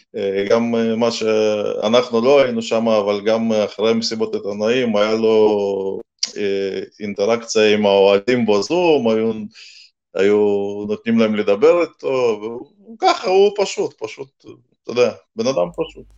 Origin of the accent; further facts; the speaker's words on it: Russia; now in Israel; אני עוד זוכר מה, מהילדות, שגדלנו שם